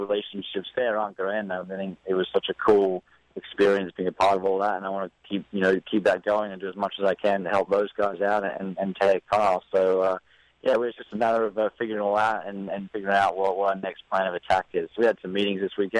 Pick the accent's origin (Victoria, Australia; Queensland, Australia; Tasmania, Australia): Queensland, Australia; Gold Coast; moved away as an adult; now in Indiana, United States; where I grew up on the Gold Coast in Australia.